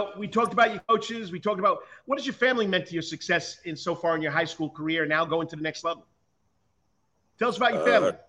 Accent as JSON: {"language": "English", "region": "New York", "country": "United States", "moved": "yes", "lives_now": "Savannah, United States", "said": "I'm from New York. I lived there for most of my life"}